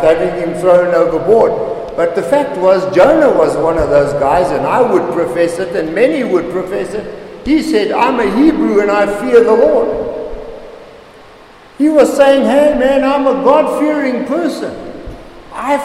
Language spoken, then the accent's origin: English; Zimbabwe; moved away as an adult; also born or lived in Namibia / Hillbrow, Johannesburg, South Africa; I come from Zimbabwe. Zimbabwe is a beautiful country